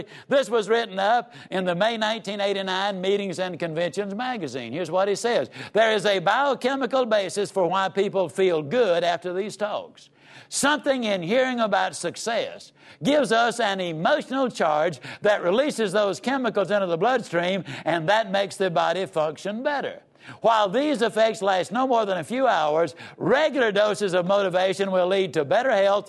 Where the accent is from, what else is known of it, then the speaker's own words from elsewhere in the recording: Yazoo City, Mississippi, United States; I was raised down in Yazoo City, Mississippi.